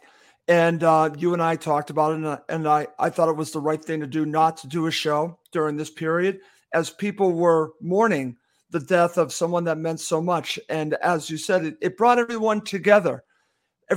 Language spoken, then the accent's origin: English; United States; I'm American